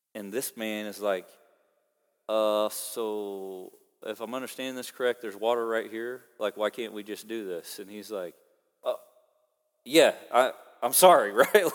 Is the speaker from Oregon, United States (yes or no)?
no; Oklahoma, United States; now in Kansas, United States; I'm from Oklahoma